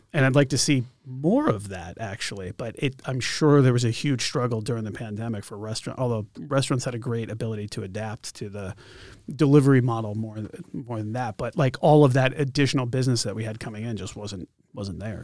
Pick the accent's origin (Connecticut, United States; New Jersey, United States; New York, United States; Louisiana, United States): Connecticut, United States; now in Concord, United States; I grew up in Connecticut